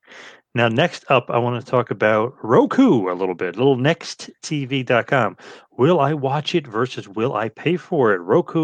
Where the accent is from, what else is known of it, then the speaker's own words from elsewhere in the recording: Asbury Park, New Jersey, United States; I'm from Asbury Park.